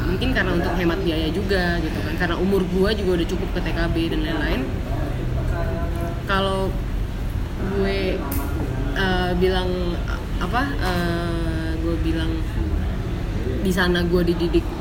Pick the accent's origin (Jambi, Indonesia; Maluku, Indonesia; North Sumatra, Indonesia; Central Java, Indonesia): Maluku, Indonesia; Ambon; also born or lived in Surabaya; gue lahirnya di Surabaya itu karena uh, waktu itu cuman vis apa liburan doang jadi hmm. lagi pas liburan terus kayak brojolnya di sana gitu hmm. kan terus balik lagi pas gue udah masih bayi itu karena rumah kan di Ambon